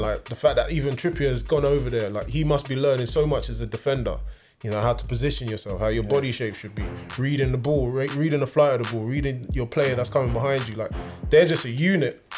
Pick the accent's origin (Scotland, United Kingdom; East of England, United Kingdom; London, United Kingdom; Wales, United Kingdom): London, United Kingdom; Chingford; My local team was like Wadham, Wadham FC. It was in Chingford